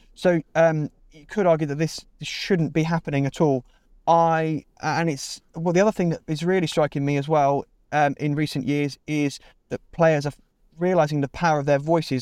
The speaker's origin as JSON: {"language": "English", "town": "Milton Keynes", "region": "South East England", "country": "United Kingdom", "tie": "born or raised there", "also_born_or_lived": "Bristol", "moved": "as an adult", "said": "I grew up in Milton Keynes for the first eighteen years of my life, then lived in Bristol for five years"}